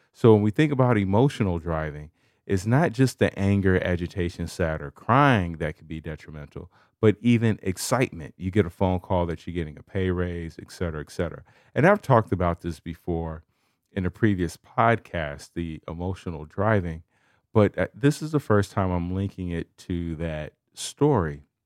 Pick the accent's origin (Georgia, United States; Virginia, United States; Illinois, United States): Illinois, United States; Chicago; I'm from Chicago